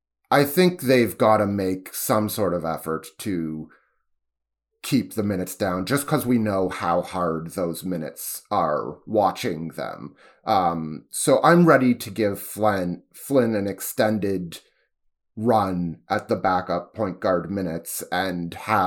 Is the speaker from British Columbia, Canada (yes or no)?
no; Toronto, Ontario, Canada; about being a Canadian and a Torontonian in general when you're viewing yourself in contrast to the United States.